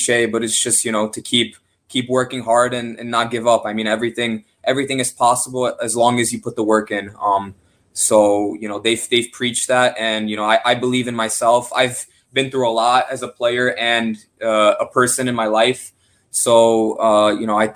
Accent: Chicago, Illinois, United States; moved away as an adult; also born or lived in Poland; now in Charlotte, United States; I was born in Chicago. I grew up in Chicago

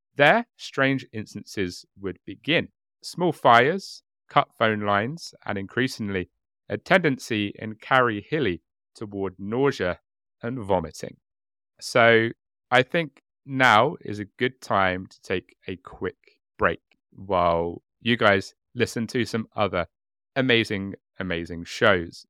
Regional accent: United Kingdom; being British

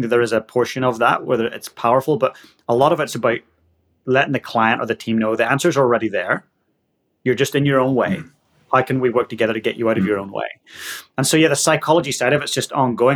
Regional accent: Northern Ireland, United Kingdom; moved away as an adult; now in Christchurch, New Zealand; I'm from Northern Ireland and I've been living down in the Antipodes for the last 16, 17 years grew up in a little working class town just north of Belfast

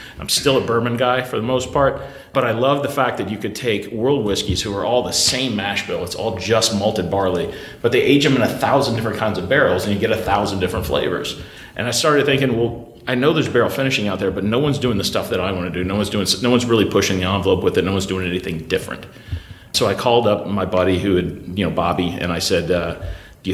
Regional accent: Louisville, Kentucky, United States; I grew up in Louisville, Kentucky

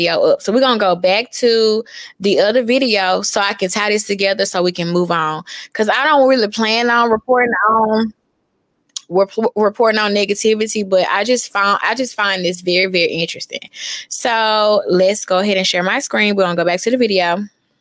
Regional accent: Memphis, Tennessee, United States; I'm from East Memphis

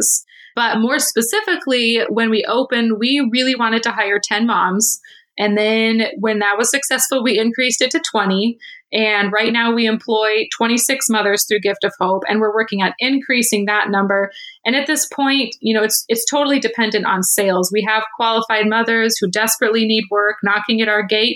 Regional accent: Midland, Michigan, United States; my hometown of Midland, Michigan

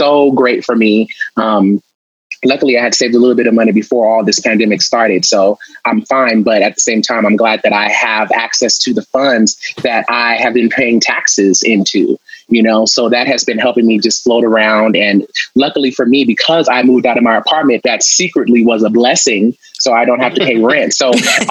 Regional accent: Los Angeles, California, United States; I'm from Los Angeles

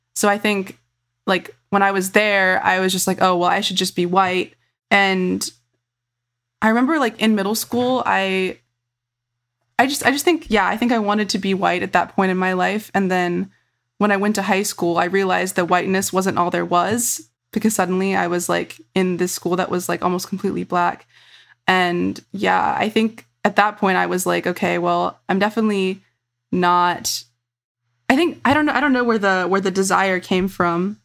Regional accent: Virginia, United States; my experience growing up in Virginia

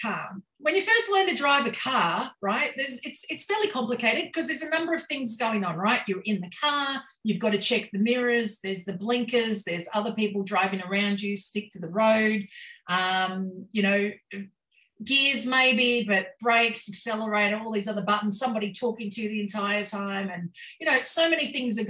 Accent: Queensland, Australia; I'm from Queensland, Australia.

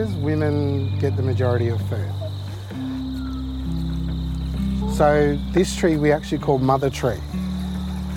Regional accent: Yaegl Bundjalung country, New South Wales, Australia; I'm from the Yarrakal Bundjalung, which means that I come from the black sand of the saltwater nation

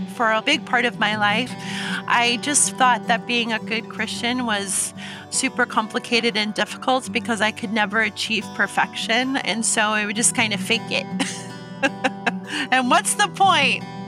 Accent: Omaha, Nebraska, United States; now in Puyallup, United States; I grew up in Omaha, Nebraska

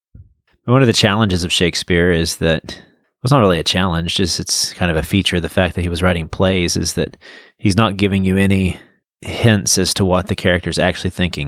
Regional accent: United States

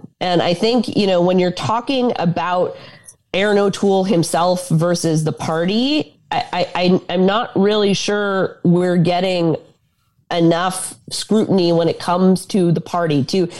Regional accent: Granby, Quebec, Canada; as somebody who grew up in Granby

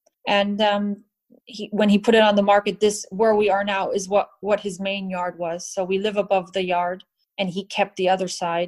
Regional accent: United States; moved away as an adult; also born or lived in Germany; now in Newmarket, United Kingdom; being used to growing up in America is still different.

